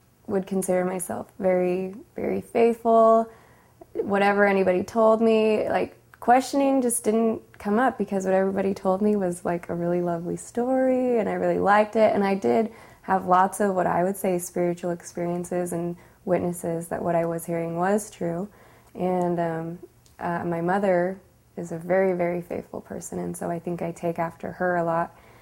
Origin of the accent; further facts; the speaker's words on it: Sandy, Utah, United States; I grew up in Sandy, Utah, and lived in the same house my whole life until I got married.